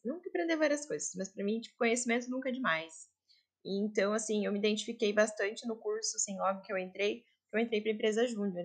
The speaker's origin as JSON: {"language": "Portuguese", "town": "Joinville", "region": "Santa Catarina", "country": "Brazil", "said": "Eu sou de Joinville"}